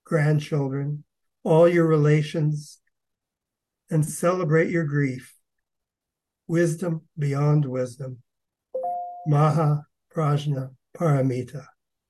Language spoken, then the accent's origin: English; East Coast, United States; I'm from the East Coast, and the water was a big part of my life from early on